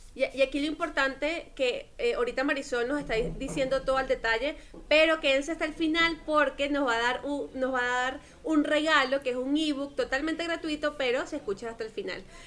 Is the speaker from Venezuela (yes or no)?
yes; Venezuela; now in Colombia; yo soy venezolana